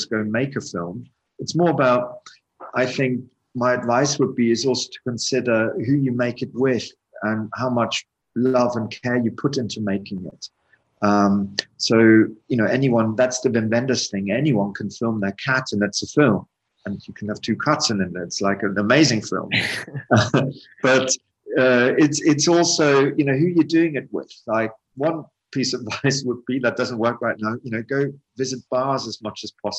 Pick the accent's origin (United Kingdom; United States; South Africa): South Africa; I grew up in South Africa partially.